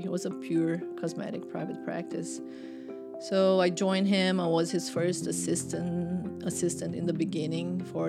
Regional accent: Brazil; English is a second language; moved away as an adult; now in Atlanta, United States; I grew up in Brazil

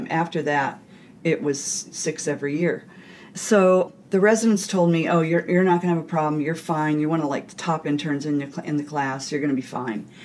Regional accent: California, United States; also born or lived in Niagara Falls, New York / Pennsylvania; I was born in Niagara Falls, New York, and when I was three, we moved to Pennsylvania. Then we moved back to New York. When I was nine, we finally moved to California.

